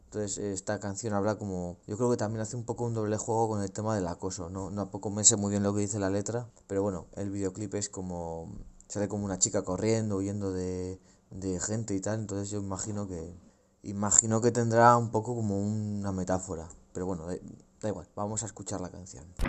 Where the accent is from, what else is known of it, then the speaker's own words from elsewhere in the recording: Logroño, La Rioja, Spain; also born or lived in Amurrio; en mi propia ciudad